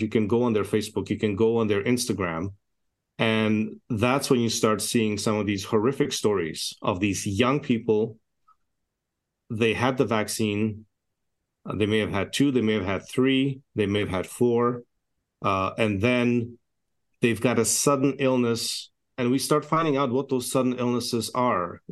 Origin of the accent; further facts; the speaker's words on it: Canada; also born or lived in Edmonton, Alberta; I'm a Canadian physician